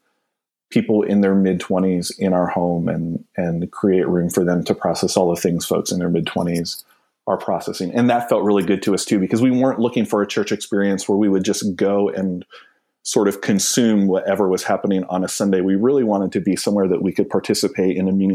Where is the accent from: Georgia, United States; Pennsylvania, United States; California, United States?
Pennsylvania, United States; moved away as an adult; now in Atlanta, United States; We're from Pennsylvania, and so perhaps like most people in Atlanta, we're not from here, but Atlanta is our home